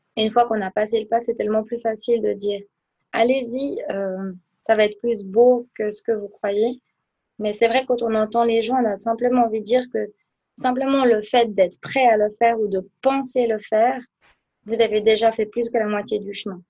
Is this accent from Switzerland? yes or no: yes; Aubonne, Vaud, Switzerland; also born or lived in Biel/Bienne / Lucerne; je viens d'Aubonne du canton de Vaud